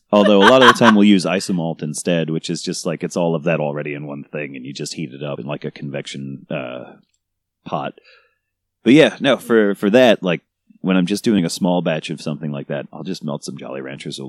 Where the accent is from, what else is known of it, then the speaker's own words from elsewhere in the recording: New York, United States; Well, I live in New Jersey now, but I'm from New York.